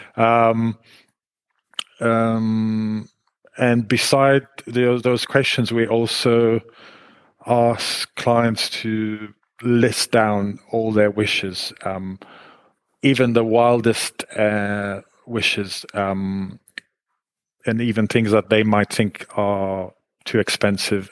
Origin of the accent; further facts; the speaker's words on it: Israel; moved away as an adult; now in United Kingdom; I was born in Israel and I grew up in Israel